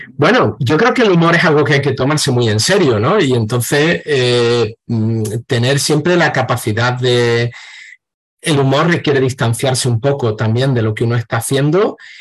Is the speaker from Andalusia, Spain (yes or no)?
yes; Seville, Andalusia, Spain; yo he crecido por aquí, por Sevilla y algunos pueblos cercanos también